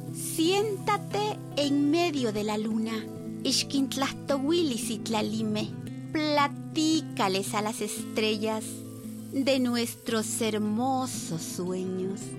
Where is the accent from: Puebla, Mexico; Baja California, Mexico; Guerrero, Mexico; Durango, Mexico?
Guerrero, Mexico; Vengo del estado de Guerrero